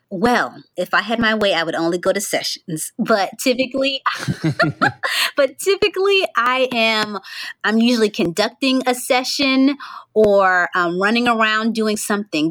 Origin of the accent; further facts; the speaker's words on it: Central Florida, United States; I'm from Central Florida originally, but I live in North Florida